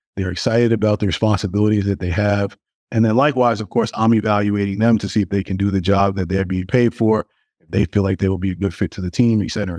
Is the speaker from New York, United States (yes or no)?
yes; New York City, New York, United States; I grew up in Brooklyn, um, in a really big family